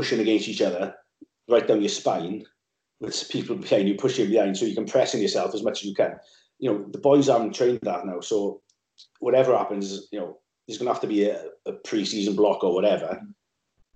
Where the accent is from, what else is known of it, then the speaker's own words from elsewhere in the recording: Swansea Valley, Wales, United Kingdom; moved away as an adult; now in London, United Kingdom; when I grew up in the Valley, I was from Swansea Valley